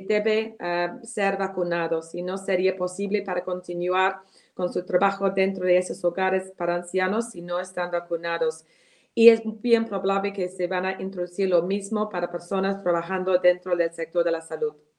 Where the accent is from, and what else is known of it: United Kingdom; Spanish is a second language; moved away as an adult; now in Peru